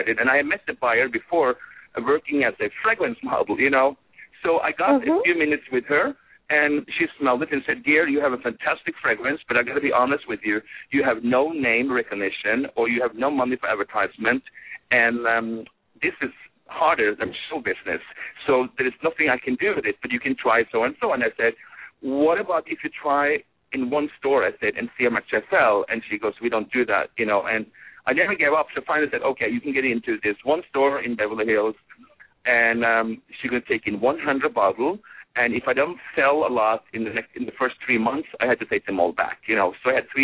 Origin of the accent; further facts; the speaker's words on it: Norway; moved away; things that I grew up with in Norway